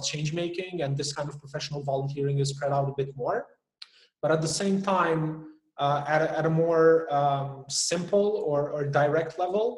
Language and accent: English; Albania; now in Kosovo; I was born in Albania, so I have an Albanian passport